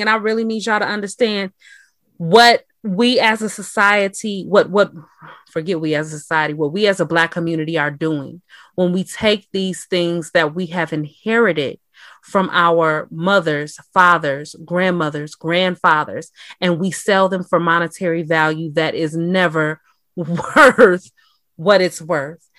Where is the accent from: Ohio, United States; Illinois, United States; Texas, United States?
Illinois, United States; Chicago; also born or lived in Matteson, Illinois; And I uh I was on the south side, you know, that's where I was born and raised.